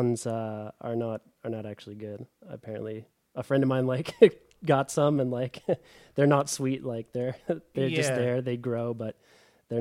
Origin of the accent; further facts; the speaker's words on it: Bellingham, Washington, United States; moved away as an adult; also born or lived in Seattle / Valencia; now in Berlin, Germany; I grew up in Bellingham